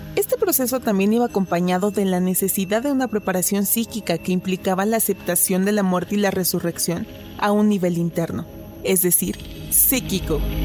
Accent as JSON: {"language": "Spanish", "country": "Mexico", "said": "tenemos como mexicanos"}